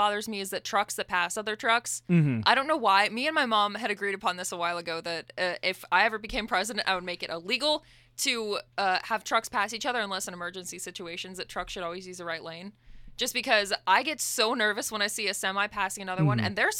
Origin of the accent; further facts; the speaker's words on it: California, United States; born there; Since I was born in California, we lived in California for a short amount of time.